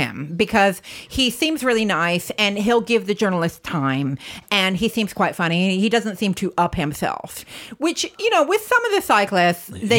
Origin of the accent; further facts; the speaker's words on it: United States; moved away; I'm American